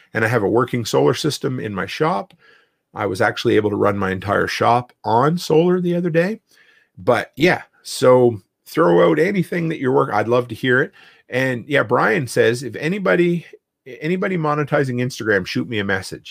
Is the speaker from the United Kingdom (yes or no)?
no; East Coast, Canada; now in Alberta, Canada; I grew up on the East Coast, and I thought I left hurricanes behind when, uh, I came to Alberta